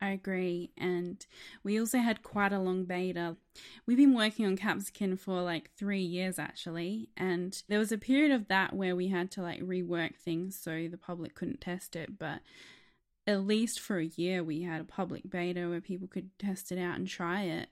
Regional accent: Australia

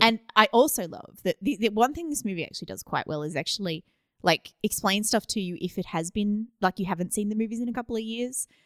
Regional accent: Australia; I'm Australian

